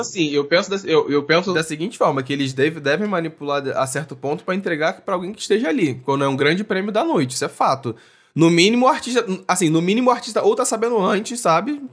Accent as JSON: {"language": "Portuguese", "town": "Niterói", "region": "Rio de Janeiro", "country": "Brazil", "said": "cidade vizinha de Niterói, da onde eu sou."}